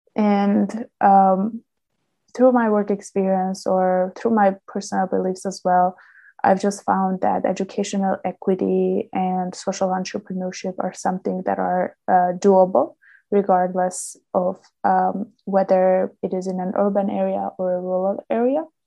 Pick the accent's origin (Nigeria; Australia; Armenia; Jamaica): Armenia; moved away as an adult; now in London, United Kingdom; back home, uh, I'm from Armenia